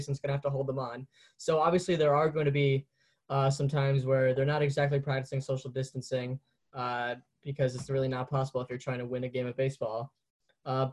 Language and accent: English; New York, United States; I'm from New York. I'm from New York